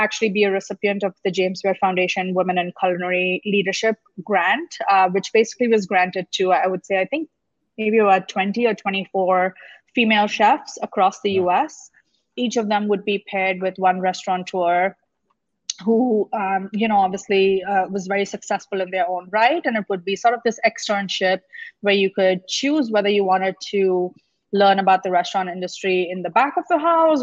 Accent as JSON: {"language": "English", "town": "Mumbai", "region": "Maharashtra", "country": "India", "tie": "born or raised there", "also_born_or_lived": "New York, United States", "moved": "as an adult", "lives_now": "Chicago, United States", "said": "originally I'm from India. I grew up in Mumbai and moved to the US, specifically New York, New Jersey area for graduate school."}